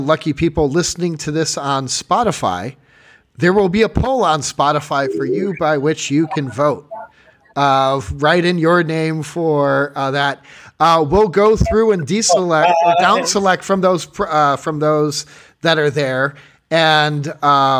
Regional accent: Chicago, Illinois, United States; moved away as an adult; also born or lived in Massachusetts; growing up in Chicago.

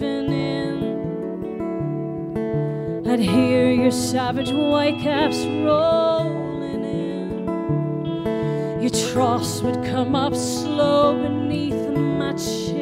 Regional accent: Baltimore, Maryland, United States; now in Nashville, United States; I was born in Baltimore, Maryland

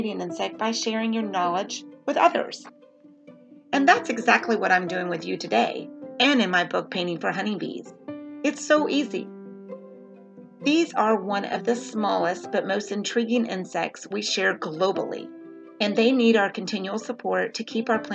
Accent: the South, United States; I'm from the South

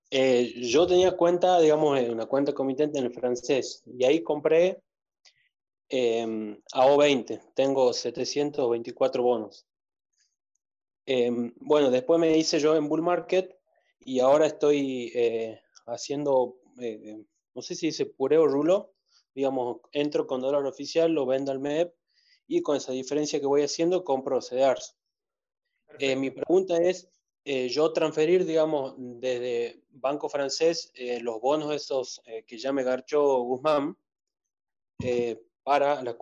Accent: Tucumán, Argentina

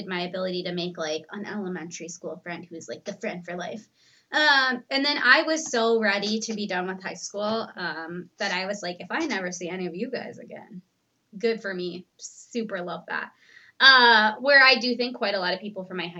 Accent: Minnesota, United States; I grew up in Minnesota and have lived here my whole life

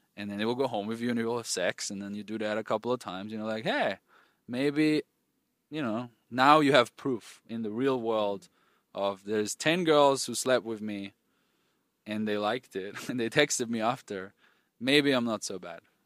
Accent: Austria; moved away; I grew up in Austria, rural, rural areas of Austria.

